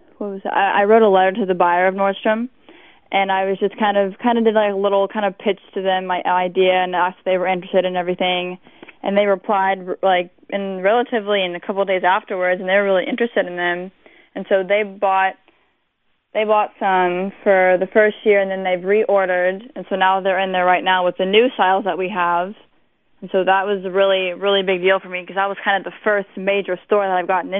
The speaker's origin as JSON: {"language": "English", "town": "Galveston", "region": "Texas", "country": "United States", "tie": "born or raised there", "said": "I was born on Galveston Island in Texas"}